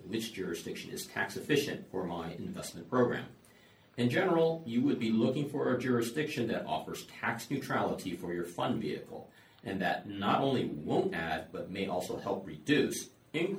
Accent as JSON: {"language": "English", "country": "United States", "moved": "as an adult", "lives_now": "Hong Kong", "said": "As you can tell from my accent, I'm originally from the US"}